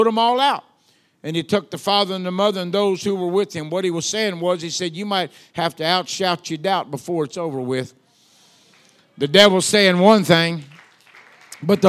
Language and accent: English; Louisiana, United States; accent: Southern; I'm from the South. They say I have an accent. I don't know where they got that from, but there I am, you know? So I'm from Louisiana